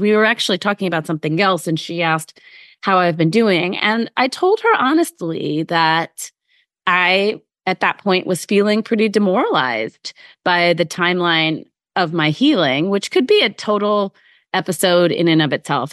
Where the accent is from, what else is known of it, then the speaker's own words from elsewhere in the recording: Midwest, United States; now in New York City area, United States; I grew up in the Midwest